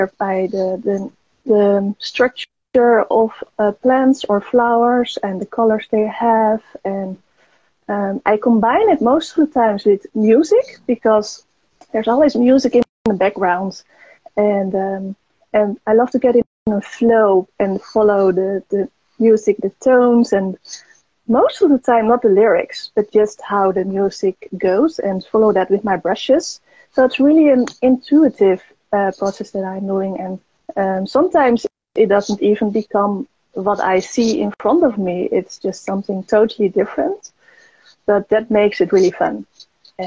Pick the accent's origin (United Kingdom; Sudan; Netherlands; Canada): Netherlands; I'm from the Netherlands